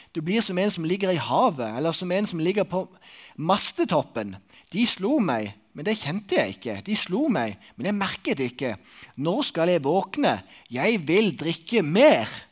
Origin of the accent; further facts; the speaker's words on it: Sokndal, Rogaland, Norway; moved away; i Sokndal, der jeg kommer ifra.